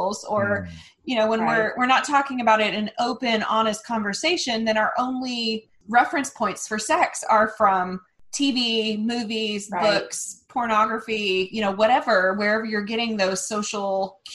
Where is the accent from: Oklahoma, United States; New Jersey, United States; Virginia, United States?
Oklahoma, United States; our background in growing up in Oklahoma and raised by very, very, very conservative Christian churches